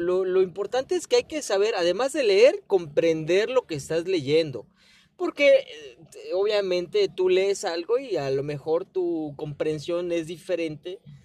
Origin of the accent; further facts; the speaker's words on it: Mexico; also born or lived in Guerrero; nosotros como mexicanos